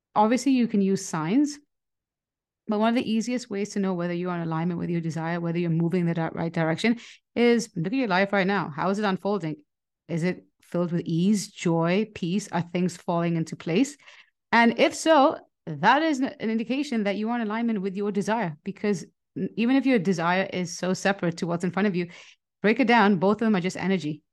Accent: Nigeria; moved away; I grew up in Nigeria

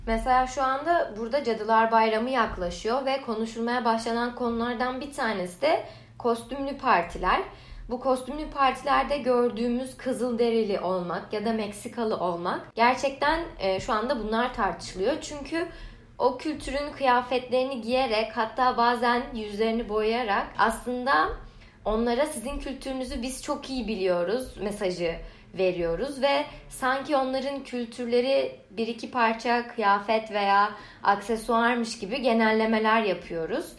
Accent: Turkey; moved away as an adult; now in Canada; aileme Türk olduğumu söyleyince

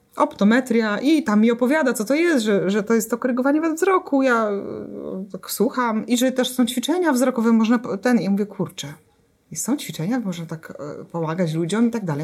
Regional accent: Jarocin, Greater Poland, Poland; w mojej miejscowości, w której e, się urodziłam, dorastałam, czyli w Jarocinie

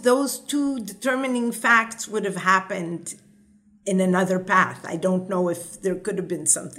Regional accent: Israel; I would have not been me had I not grown in Israel. My life in Israel

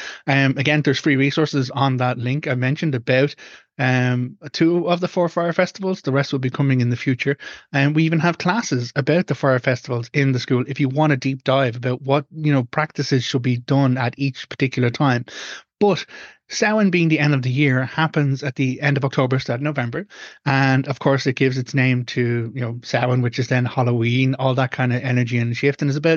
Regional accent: Ireland; as an Irish pagan, I follow a different cycle when it comes to an annual rotation. And that goes back to the older cycles in Ireland

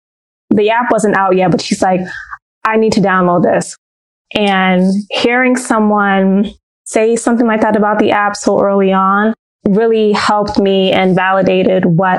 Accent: Brooklyn, New York, United States; born there; I was born in Brooklyn, New York, and I was the only child for a few years.

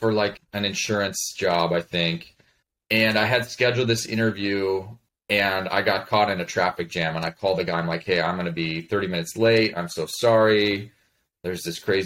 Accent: Chicago, Illinois, United States; moved away as an adult; also born or lived in Colorado / Montana; I was born in Colorado, but moved to the suburbs of Chicago when I was in first grade and stayed there all the way through the end of high school.

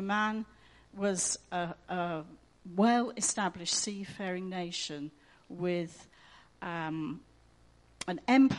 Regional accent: Egypt; born there; also born or lived in Iran; I was born in Egypt and I was born again. I became a Christian living in Iran.

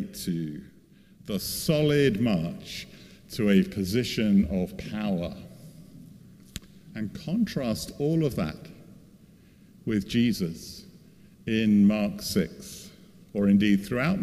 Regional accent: a London suburb, United Kingdom; preaching in my hometown church in a London suburb

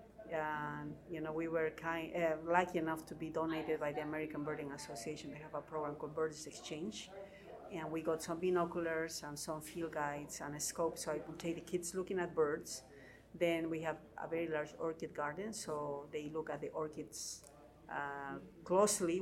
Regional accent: Cusco, Peru; I'm from Cusco in Peru

